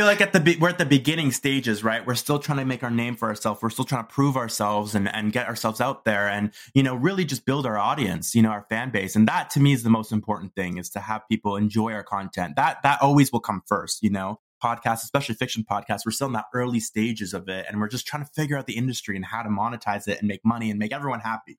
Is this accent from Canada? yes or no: yes; Toronto, Ontario, Canada; moved away as an adult; also born or lived in Vancouver; I moved to Vancouver, tried a new city. I'm from Toronto originally